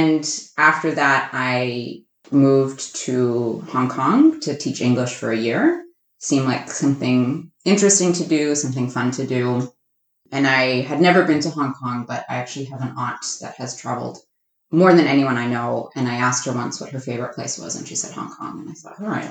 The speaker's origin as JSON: {"language": "English", "region": "Massachusetts", "country": "United States", "tie": "born or raised there", "moved": "yes", "said": "I am born and raised in Massachusetts. I grew up about an hour outside of Boston"}